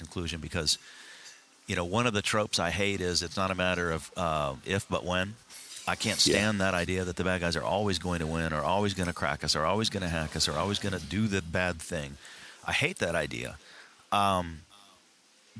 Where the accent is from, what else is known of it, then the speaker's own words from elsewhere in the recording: Houston, Texas, United States; also born or lived in Dallas, Texas; I grew up not only in Texas, but downtown Houston.